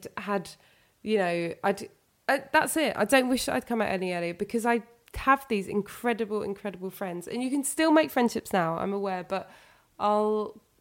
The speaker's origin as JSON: {"language": "English", "region": "London", "country": "United Kingdom", "tie": "born or raised there", "said": "I'm 0207, I'm from London"}